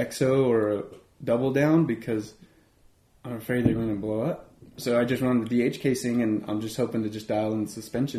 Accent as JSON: {"language": "English", "town": "Aztec", "region": "New Mexico", "country": "United States", "said": "The three of us, we're all here from Aztec"}